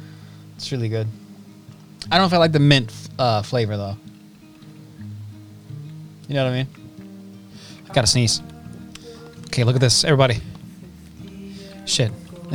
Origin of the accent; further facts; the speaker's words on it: Scotland, United Kingdom; I'm from Scotland.